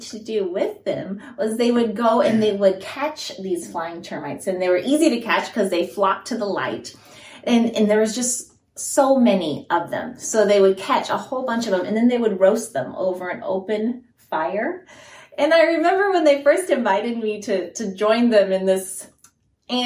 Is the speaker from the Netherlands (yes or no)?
no; Guinea; moved away; I grew up in Guinea, West Africa